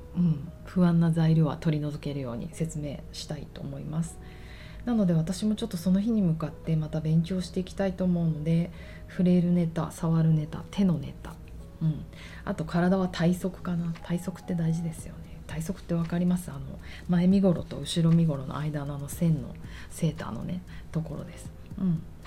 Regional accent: Tokyo, Japan; 私がもう一重に浅草育ちだから

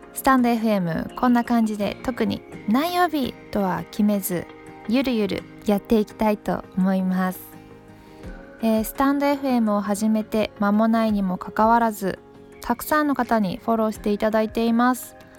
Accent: Takayama, Gifu, Japan; 私の出身地の飛騨高山

